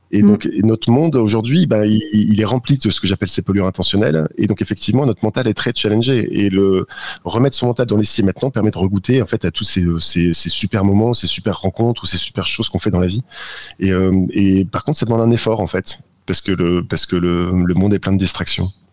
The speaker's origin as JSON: {"language": "French", "area": "the Nord", "region": "Hauts-de-France", "country": "France", "said": "je suis du Nord"}